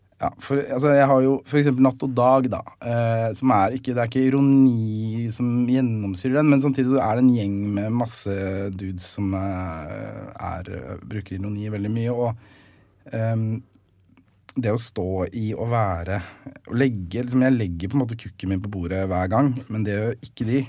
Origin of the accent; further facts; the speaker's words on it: Nesodden, Akershus, Norway; Jeg er fra Nesodden, så jeg gikk på Fjellstrand barneskole